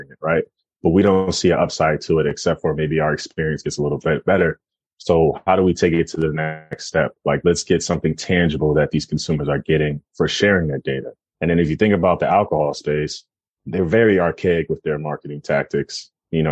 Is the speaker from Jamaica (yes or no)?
yes; Jamaica; also born or lived in Philadelphia; I'm Jamaican